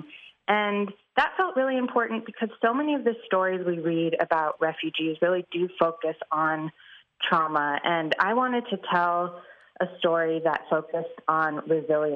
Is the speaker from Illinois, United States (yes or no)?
yes; Chicago, Illinois, United States; I grew up in Chicago. I went to high school in Chicago